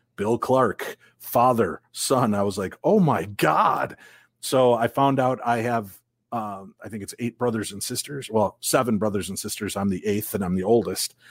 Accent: Illinois, United States; now in Minnesota, United States; I grew up in Illinois

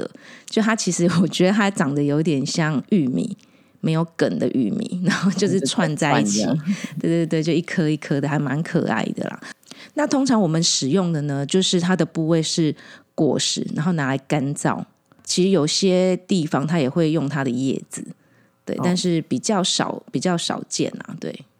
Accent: Taiwan; 我们台湾人很多小料料理的小吃里面都会用到很多白胡椒。

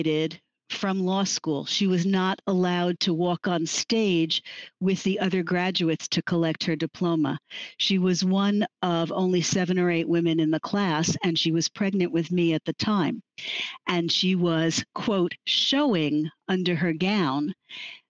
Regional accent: Long Island, New York, United States; accent: New York style; also born or lived in Manhattan; I was born in New York, in New York City. I grew up mostly on Long Island, and I'm back here now

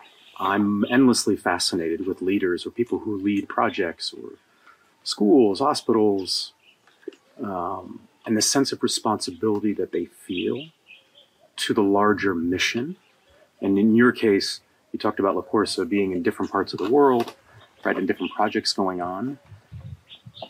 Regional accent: United States; my home country, the United States

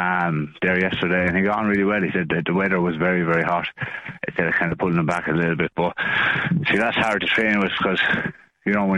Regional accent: Ireland

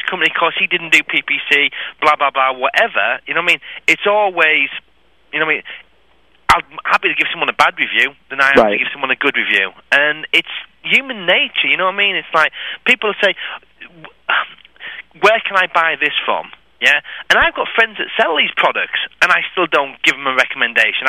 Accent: England, United Kingdom; I'm English

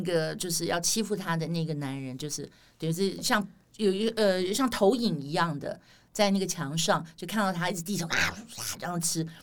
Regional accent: Taiwan; accent: Taiwanese flavour (台湾味儿); 我们台湾人

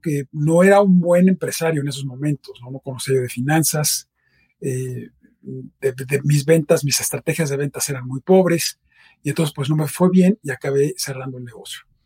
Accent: Mexico City, Mexico; also born or lived in Boston; yo nací en la Ciudad de México. He pasado la mayor parte de mi vida aquí.

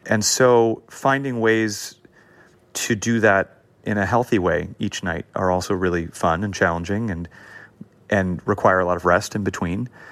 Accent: Los Angeles, California, United States; I grew up in an area of LA called Hancock Park

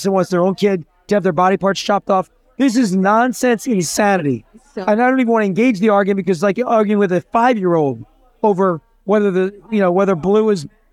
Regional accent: New Jersey, United States; moved away; from Jersey originally.

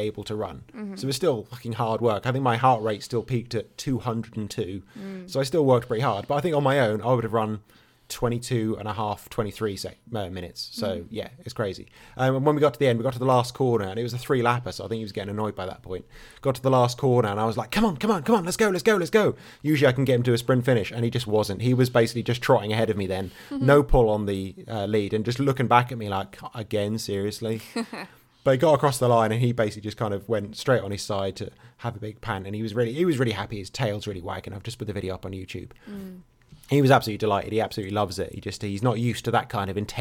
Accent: England, United Kingdom; I'm English

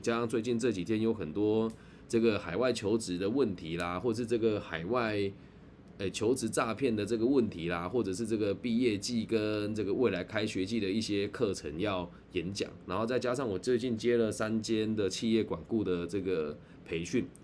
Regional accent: Taiwan; accent: Taiwanese; 司机听我的口音就知道我是台湾人了

